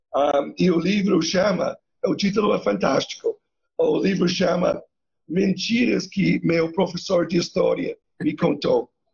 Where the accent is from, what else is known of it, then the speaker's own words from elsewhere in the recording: Canada; Eu sou canadense